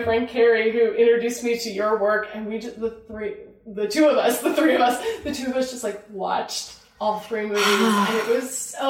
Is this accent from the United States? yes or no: yes; Illinois, United States; the town that I grew up in Illinois.